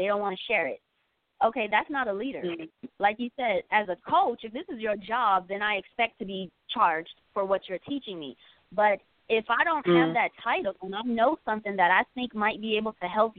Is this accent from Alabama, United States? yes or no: no; Compton, California, United States; I tell people all the time that I grew up in Compton, California.